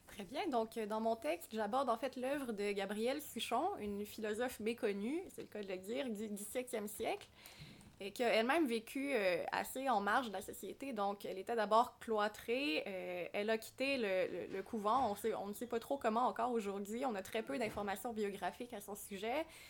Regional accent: Quebec, Canada; ici, chez nous au Québec

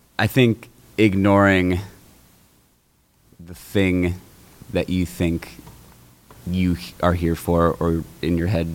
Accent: Rohnert Park, California, United States; I grew up in Runner Park, so I did.

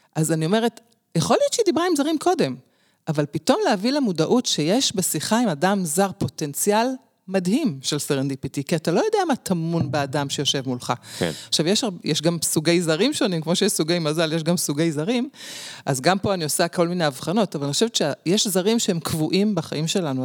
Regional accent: Jerusalem, Jerusalem District, Israel; אני נולדתי בירושלים, דור עשירי, משפחה שורשית

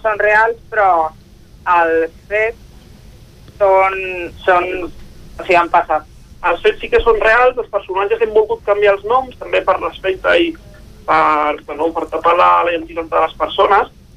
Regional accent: Sant Quirze del Vallès, Catalonia, Spain; also born or lived in Sabadell; jo soc del municipi del costat, soc de Sant Quirze del Vallès, però faig vida també a Sabadell per la proximitat

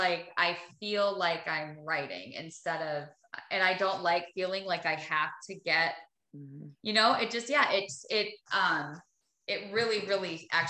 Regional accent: Minnesota, United States; I'm from Minnesota. Like I'm from a small town in Minnesota. Like I just grew up working and I grew up doing manual labor.

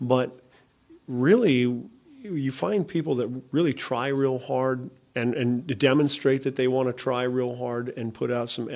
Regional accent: Shady Cove, Oregon, United States; I grew up in Shady Cove

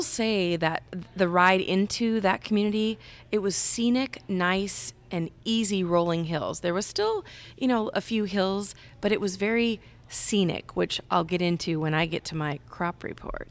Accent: Cedar Rapids, Iowa, United States; my hometown, Cedar Rapids, Iowa

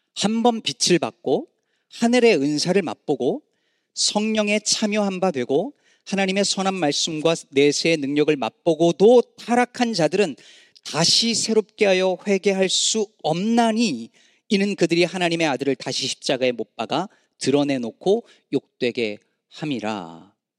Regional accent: South Korea; now in United States; 저희는 어릴 때 한국에서

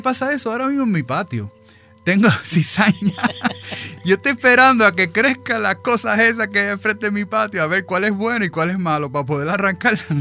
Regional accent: New York, United States; now in Florida, United States; yo también pues soy allá, nacido allá, en esa metro por allá, de padres puertorriqueños

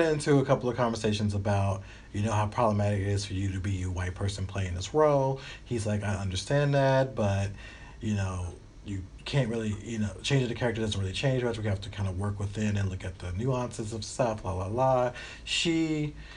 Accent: United States; moved away; also born or lived in Alabama; I'm from Tennessee and Alabama

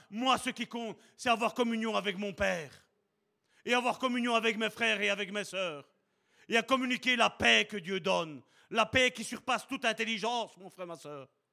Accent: Charleroi, Wallonia, Belgium; je suis né à Charleroi, même si ma carte d'identité est belge

